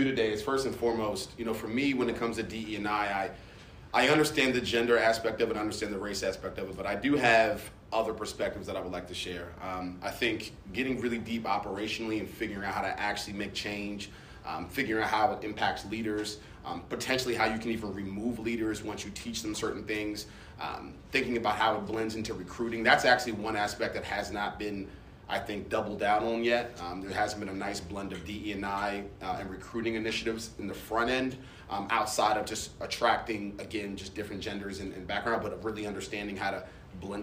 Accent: Baltimore, Maryland, United States; I'm originally from Baltimore

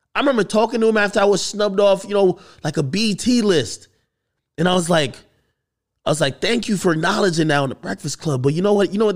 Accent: Jamaica; moved away; I grew up in Jamaica

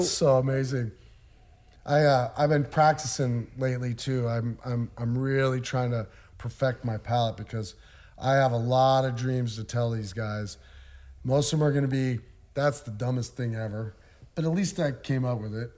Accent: Des Moines, Iowa, United States; born or raised there

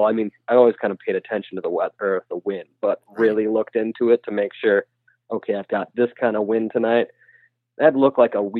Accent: Wisconsin, United States; Yeah, with my family, that's exactly what it was. My grandpa hunted.

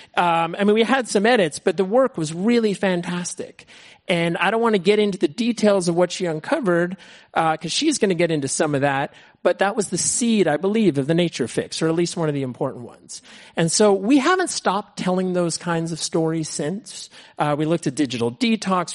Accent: Berkeley, California, United States; also born or lived in San Francisco; now in Marin, United States; I grew up in the Bay Area. I grew up in Berkeley in San Francisco

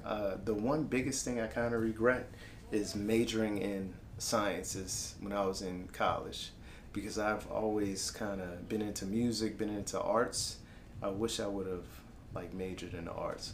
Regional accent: Marrero, Louisiana, United States; the heart of Marrero off of Ames. Grew up.

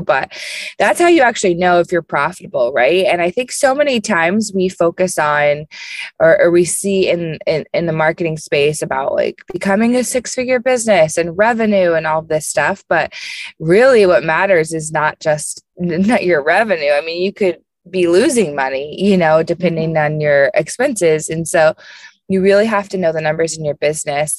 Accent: Indianapolis, Indiana, United States; I am from Indianapolis, so I'm a Midwest girl

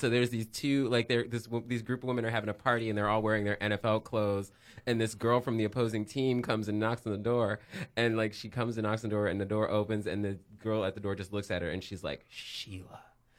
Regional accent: Ohio, United States; moved away; I am from Ohio

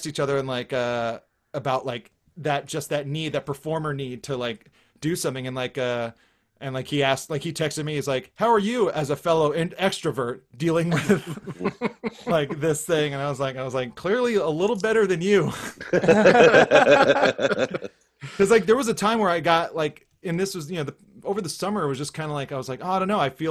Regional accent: Hawaii, United States; moved away as an adult; now in Los Angeles, United States; I grew up in Hawaii

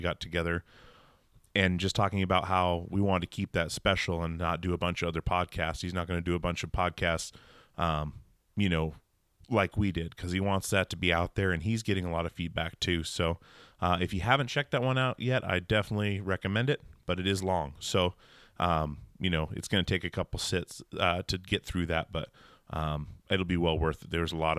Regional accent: Portland, Oregon, United States; I'm from Portland, Oregon

